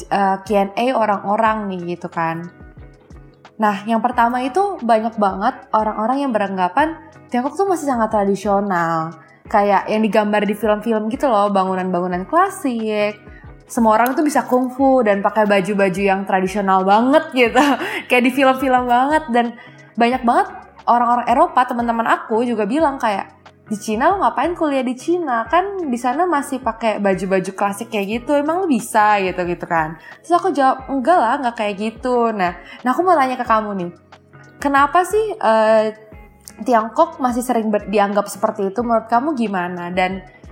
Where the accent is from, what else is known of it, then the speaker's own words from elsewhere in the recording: Indonesia; aku sebagai orang Indonesia